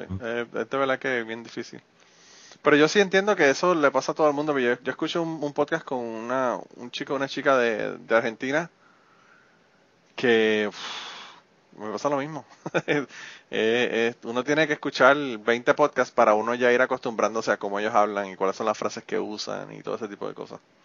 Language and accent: Spanish; Puerto Rico; moved away; yo viví en Puerto Rico y soy de Puerto Rico y la mayor parte de mi vida vivía allá.